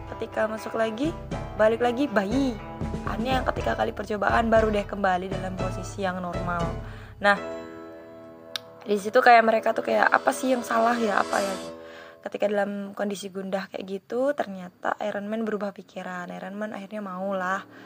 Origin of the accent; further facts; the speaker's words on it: Bengkulu, Indonesia; aku sendiri dari Bengkulu